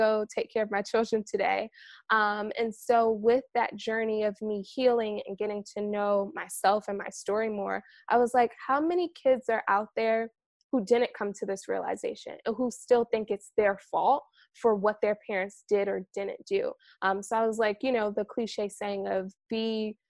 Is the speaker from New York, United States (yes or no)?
yes; New York, United States; moved away; I'm originally from New York